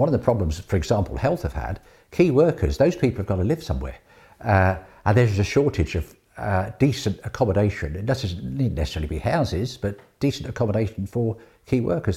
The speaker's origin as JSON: {"language": "English", "country": "Guernsey", "tie": "born or raised there", "said": "Born and bred in Guernsey"}